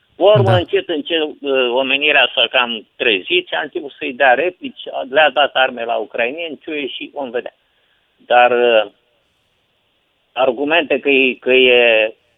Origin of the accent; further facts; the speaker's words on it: Galați, Galați County, Romania; eu sunt din Galați